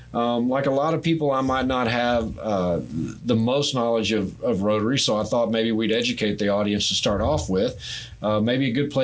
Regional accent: New Boston, Texas, United States; I grew up in New Boston.

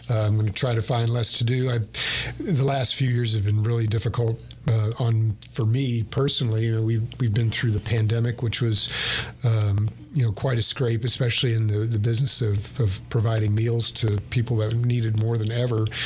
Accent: Bowie County, Texas, United States; I was born in Bowie County. It's poor.

